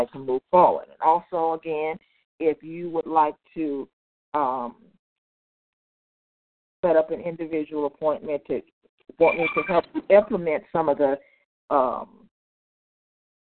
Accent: Compton, California, United States; now in Inland Empire, United States; I grew up in Compton, but I currently live in the Inland Empire

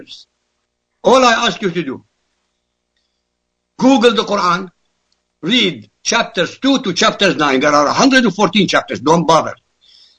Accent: Iraq; first language Arabic; English is a second language; now in United States; I come from Iraq. My language is Arabic

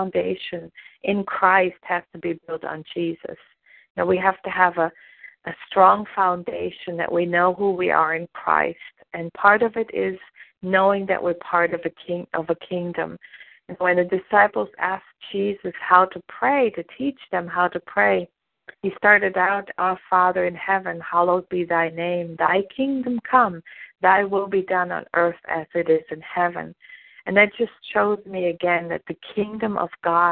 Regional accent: Germany; moved away as an adult; now in United States; I was born and raised in Germany

